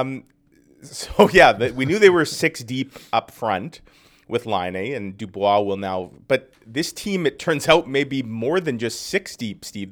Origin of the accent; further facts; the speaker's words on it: Winnipeg, Manitoba, Canada; I grew up in North Kildonan